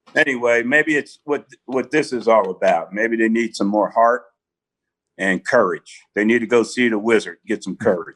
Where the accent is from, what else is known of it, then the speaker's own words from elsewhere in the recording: South River, New Jersey, United States; moved away; I was a kid growing up in New Jersey